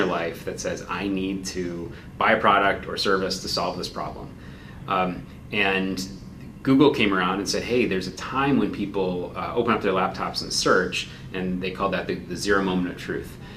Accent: Chicago, Illinois, United States; I grew up in Chicago

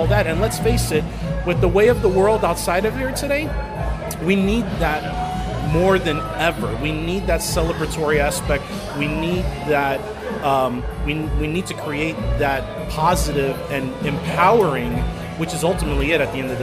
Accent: New Jersey, United States; moved away as an adult; now in Sacramento, United States; I'm from New Jersey

